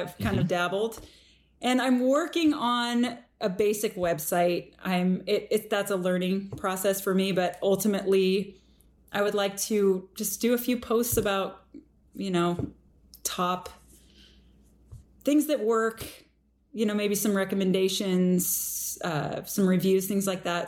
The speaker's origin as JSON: {"language": "English", "town": "Redmond", "region": "Washington", "country": "United States", "tie": "born or raised there", "also_born_or_lived": "Maple Valley, Washington", "said": "I grew up between Maple Valley and Redmond"}